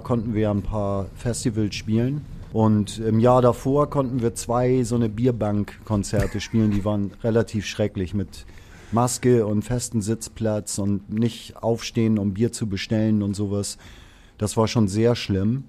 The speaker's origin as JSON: {"language": "German", "region": "Hamburg", "country": "Germany", "tie": "born or raised there", "said": "ich bin mhm. ge gebürtiger Hamburger"}